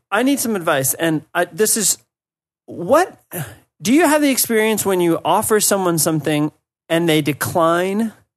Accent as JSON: {"language": "English", "country": "United States", "moved": "yes", "said": "as an American"}